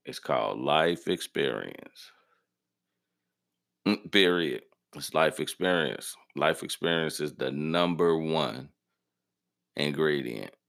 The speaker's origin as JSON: {"language": "English", "region": "Midwest", "country": "United States", "said": "Like, okay, in the South, and I'm from the Midwest, it's different."}